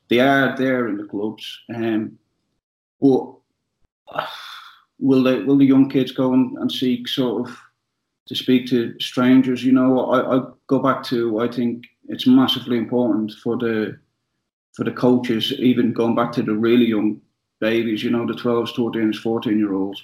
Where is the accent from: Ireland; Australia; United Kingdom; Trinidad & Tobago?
Ireland; I'm Irish